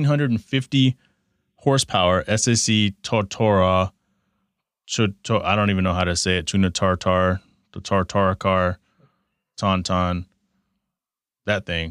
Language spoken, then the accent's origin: English; Texas, United States; moved away; I grew up in Texas, kindergarten through 12th grade